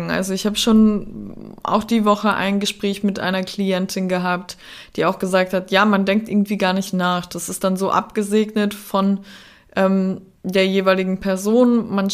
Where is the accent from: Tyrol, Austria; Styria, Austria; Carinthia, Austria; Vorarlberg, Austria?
Carinthia, Austria; Klagenfurt; accent: Austrian; also born or lived in St. Veit; ich bin in dem wunderschönen Österreich, in ähm, Kärnten aufgewachsen, in St. Veit geboren und am Klagenfurter Wörthersee aufgewachsen.